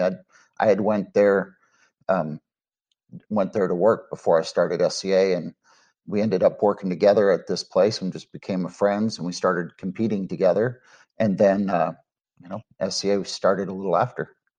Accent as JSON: {"language": "English", "area": "Dallas-Fort Worth area", "region": "Texas", "country": "United States", "said": "I'm from the Dallas-Fort Worth area here in Texas"}